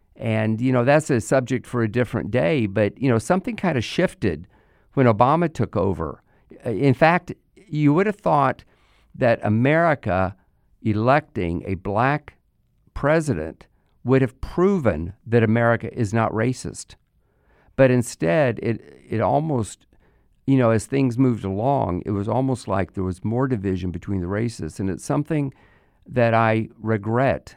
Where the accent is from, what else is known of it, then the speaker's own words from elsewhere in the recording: United States; our country